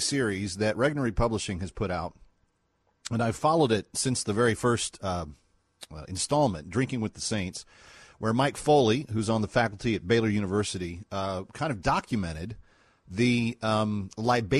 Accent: Scot, Scotland, United Kingdom; as a Scot

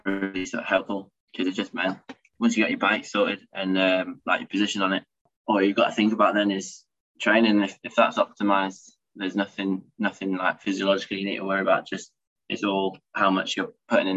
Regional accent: United Kingdom; as a British rider

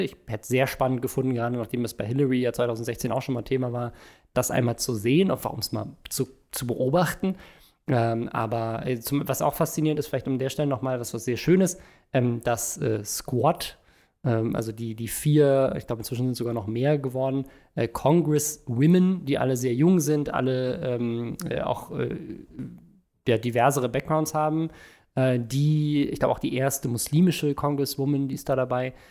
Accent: Germany; bei uns in Deutschland

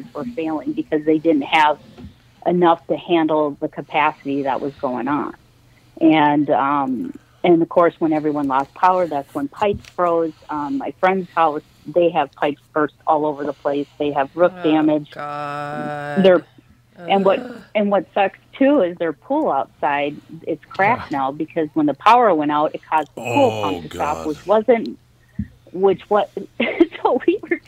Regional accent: Minnesota, United States; being a Minnesotan

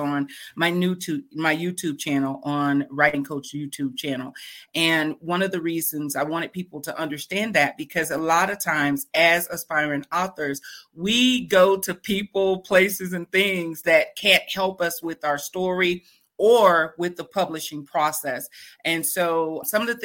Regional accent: Fort Worth, Texas, United States; Fort Worth, Texas. I was born and raised in Fort Worth, Texas

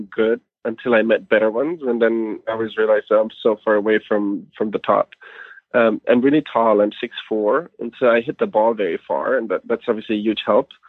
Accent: Germany; moved away; I'm from Germany originally. Soccer is big in Germany. So I played soccer for many years as a kid.

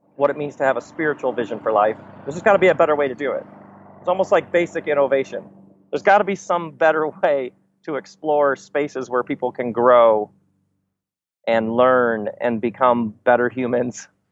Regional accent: Michigan, United States; I grew up in Michigan, so in between Chicago and Detroit

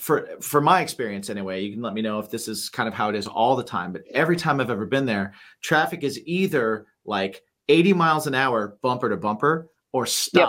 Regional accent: Lafayette, Indiana, United States; moved away; also born or lived in Las Vegas; I'm actually from there, so to speak. Oh, no way. Yeah. I grew up like in near Purdue University, like Lafayette, which is about an hour south or an hour north of Indianapolis.

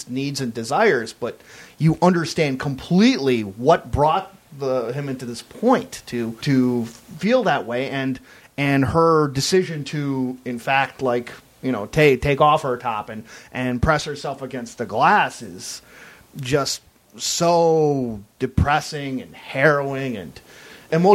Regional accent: United States; as an American

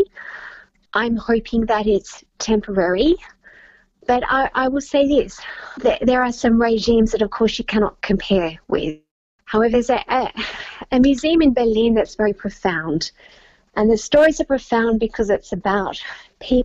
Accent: Victoria, Australia; moved away; my home state of Victoria

